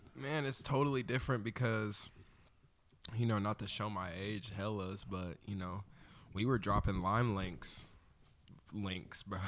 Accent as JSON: {"language": "English", "town": "Olathe", "region": "Kansas", "country": "United States", "tie": "born or raised there", "also_born_or_lived": "Wyandotte County, Kansas", "said": "I grew up in Olathe for the most part, so I'm from the burbs"}